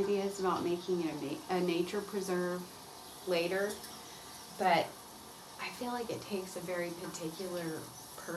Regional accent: Conyers, Georgia, United States; a manufacturing plant in Conyers, and it was just a small cow town, you know, probably felt very rural when I was growing up. And like I grew up on Highway 138.

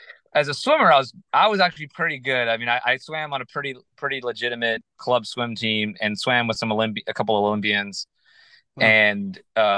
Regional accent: Virginia, United States; moved away; also born or lived in Michigan; I was born in Michigan and I went to school there my freshman year, but I really grew up in Virginia. So I kind of feel more like a Virginia boy.

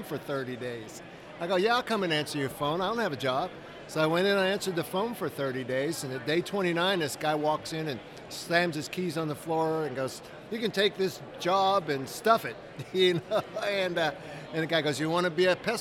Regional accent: Kansas, United States; We're from Kansas

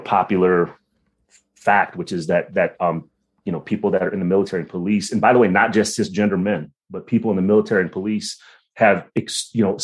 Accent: United States; I'm Filipino, right? So like, you know, I'm the first one that was born stateside

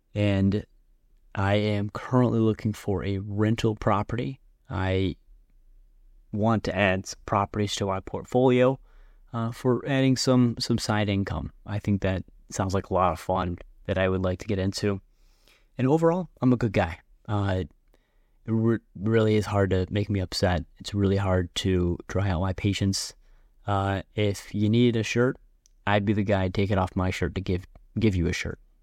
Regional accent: Buffalo, New York, United States; also born or lived in Sevierville, Tennessee; I went to Buffalo. I consider myself a Buffalonian

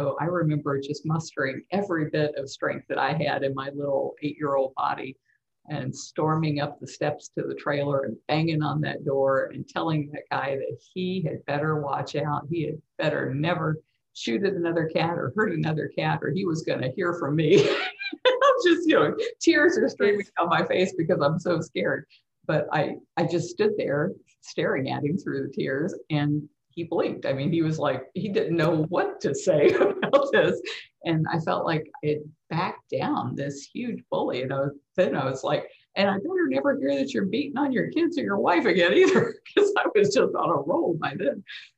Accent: Tampa, Florida, United States; also born or lived in San Antonio; I was born at the San Antonio Lackland Air Force Base, and we lived in San Antonio until I was about 3 years old. And then we moved back to Tampa, and we moved so many times.

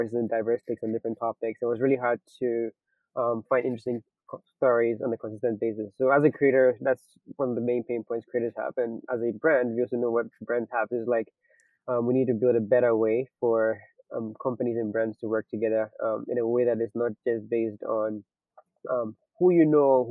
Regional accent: Ghana; moved away; So I'm originally from Ghana. So I got into college at 17, and I got my first laptop when I got to college in Ghana.

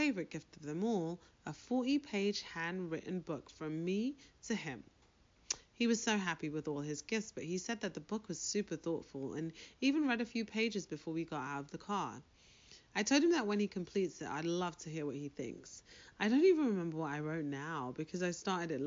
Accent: United Kingdom; moved away; I'm British

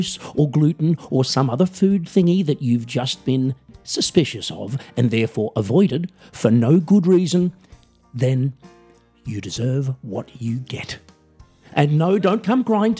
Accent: Australia; I'm an Australian musician, singer, songwriter, comedian

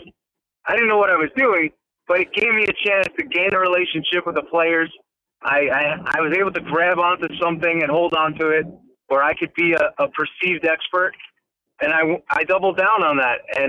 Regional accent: New York, United States; I'm from New York.

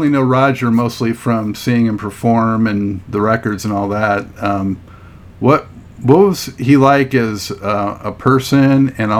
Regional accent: Los Angeles, California, United States; moved away; growing up in Los Angeles, you know, Dayton, Ohio seemed like it was on the other side of the world.

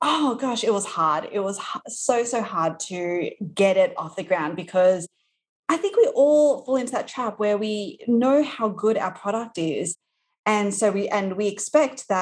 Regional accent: Australia; accent: Australian; moved away as an adult; now in New York, United States; You might be able to tell from my accent that I am from Australia. So I live in New York right now, but originally from Australia

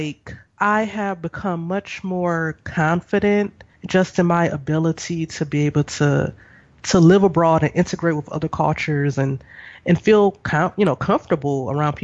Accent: United States; moved away; we're both from the States

